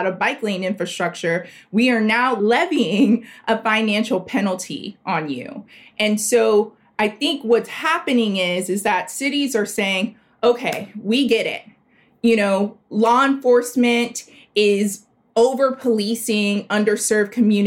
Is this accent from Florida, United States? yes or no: yes; South Florida, United States; also born or lived in Liberty City, Miami; I am from South Florida. My family is from an historically Black area of South Florida called Liberty City.